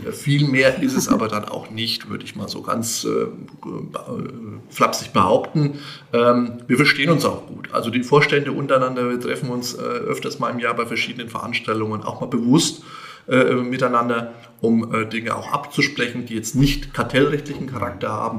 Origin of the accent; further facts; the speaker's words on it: Bad Königshofen im Grabfeld, Bavaria, Germany; moved away as an adult; now in Meiningen, Germany; gebürtiger Abscher